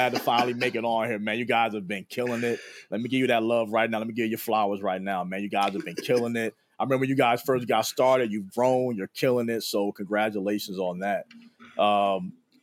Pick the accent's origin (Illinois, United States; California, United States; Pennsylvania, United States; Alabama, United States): Pennsylvania, United States; Philadelphia; moved away as an adult; also born or lived in Chester, Pennsylvania / Madison, Wisconsin; I was a kid from Philly.